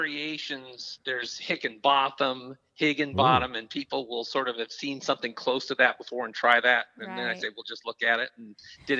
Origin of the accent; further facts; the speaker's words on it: Tacoma, Washington, United States; moved away as an adult; also born or lived in Minnesota; I grew up in Tacoma, Washington, which is about, depending on traffic, half hour to an hour south of Seattle. And I grew up there